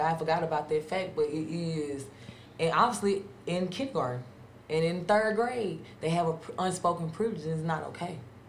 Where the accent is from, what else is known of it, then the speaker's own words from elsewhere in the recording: Grenada, Mississippi, United States; I'm from Grenada.